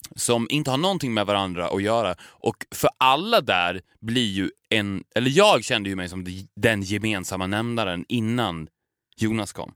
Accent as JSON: {"language": "Swedish", "town": "Borlänge", "region": "Dalarna County", "country": "Sweden", "said": "Borlänge där vi kommer ifrån"}